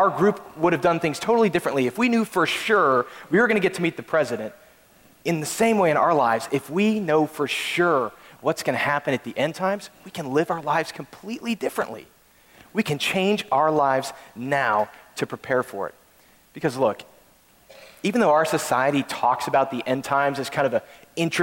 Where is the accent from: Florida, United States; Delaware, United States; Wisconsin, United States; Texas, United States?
Texas, United States; we're from Texas